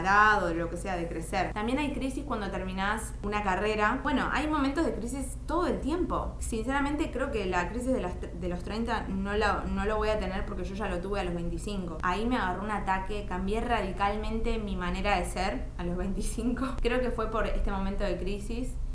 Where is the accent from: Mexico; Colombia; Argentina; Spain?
Argentina; Bernal, Buenos Aires Province; moved away as an adult; now in Buenos Aires, Argentina; yo soy de Bernal y actualmente vivo en Capital Federal